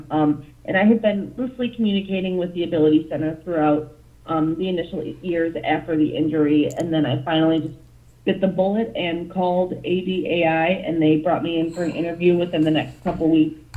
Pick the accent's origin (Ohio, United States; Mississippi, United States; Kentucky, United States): Ohio, United States; Toledo; I am from Toledo, Ohio. I am 32. Whoa, yep, I'm 32 now